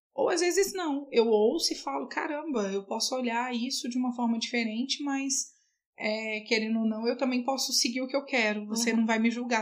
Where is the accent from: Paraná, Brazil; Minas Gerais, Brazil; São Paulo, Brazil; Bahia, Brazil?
Minas Gerais, Brazil; Patos de Minas; moved away as an adult; now in Brasília, Brazil; eu sou de Patos de Minas. Eu moro aqui em Brasília há 12 anos